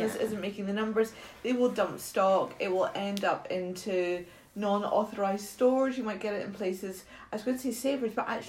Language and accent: English; Scotland, United Kingdom; I'm Scottish.